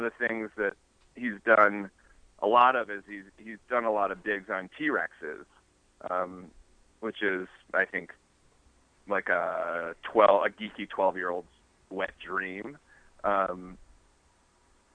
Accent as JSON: {"language": "English", "region": "New Hampshire", "country": "United States", "tie": "born or raised there", "said": "we grew up in New Hampshire, which has these beautiful, if not short, mountains called the White Mountains"}